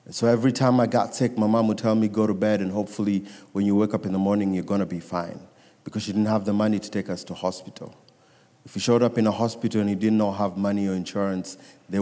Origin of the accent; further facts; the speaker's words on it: Nairobi, Kenya; I was born and raised in Nairobi, Kenya